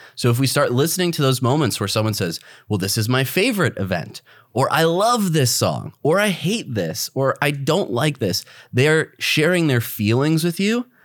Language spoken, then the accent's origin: English; Midwest, United States; moved away; both of us blue-collar guys, we come from the Midwest